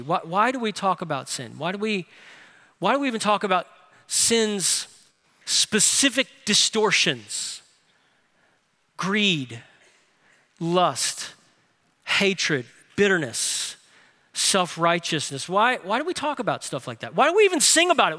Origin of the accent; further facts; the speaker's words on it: New Orleans, Louisiana, United States; Grace King High School where I went to school in New Orleans